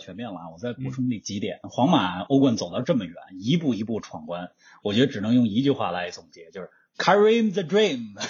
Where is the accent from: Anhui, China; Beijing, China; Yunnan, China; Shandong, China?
Beijing, China; 我们两个呢都在北京长大。